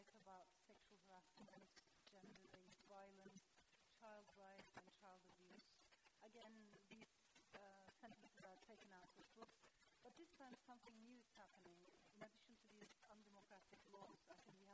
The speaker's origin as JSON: {"language": "English", "country": "Turkey", "said": "I come from Turkey."}